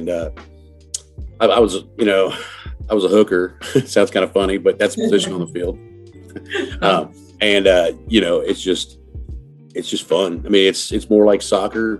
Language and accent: English; Oceanside, California, United States; I'm originally from Oceanside, California